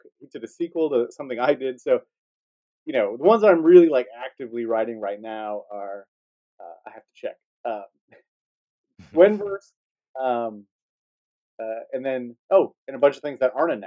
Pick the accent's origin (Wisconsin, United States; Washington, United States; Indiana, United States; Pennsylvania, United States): Wisconsin, United States; now in Chicago, United States